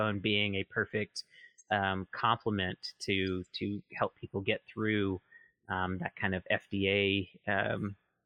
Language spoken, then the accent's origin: English; Mississippi, United States; moved away; I'm originally from Mississippi